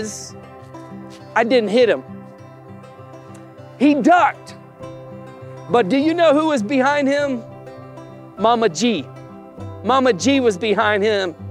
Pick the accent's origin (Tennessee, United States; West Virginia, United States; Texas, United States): Tennessee, United States; we grew up in Tennessee. Steph and I both did.